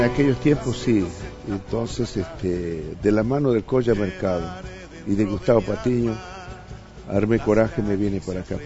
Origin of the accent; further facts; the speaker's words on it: Jujuy, Argentina; also born or lived in Salta; de mi pueblo, del eh, de ese eh, eh, de, mi pueblo, de Jujuy o de Salta, que conocía cuando era chiquito